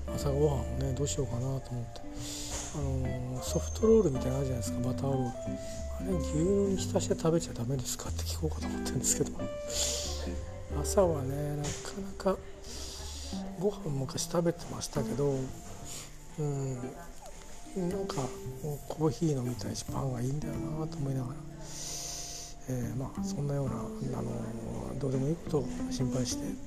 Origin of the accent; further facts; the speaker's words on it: Kanto, Japan; 関東で関東で育ったんだな俺は